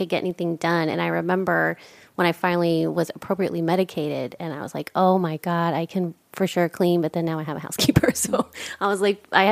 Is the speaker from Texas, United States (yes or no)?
yes; Texas, United States; I'm from Texas. We have, you know, Domino's and like regular pizza.